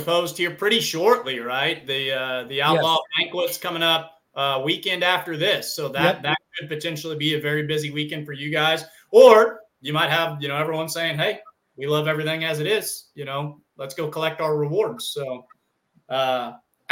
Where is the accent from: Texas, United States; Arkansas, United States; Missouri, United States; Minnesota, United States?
Missouri, United States; I'm from Missouri